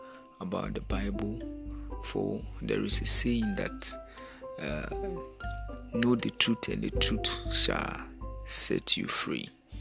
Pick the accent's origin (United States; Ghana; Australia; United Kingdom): Ghana; is made by … I'm from Africa, Ghana to be precise